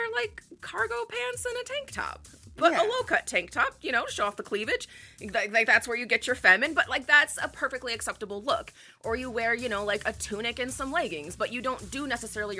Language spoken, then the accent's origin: English; Great Lakes area, Midwest, United States; I'm very much from the Midwest, particularly the Great Lakes area